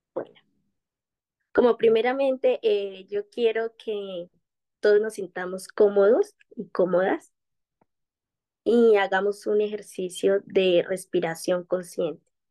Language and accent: Spanish; Quibdó, Chocó, Colombia; soy de Colombia, de una región muy bellísima del Pacífico colombiano, desde Quito, Chocó